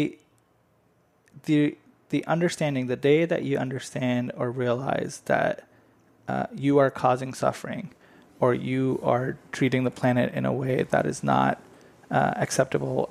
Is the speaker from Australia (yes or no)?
no; India; now in United States; I grew up in India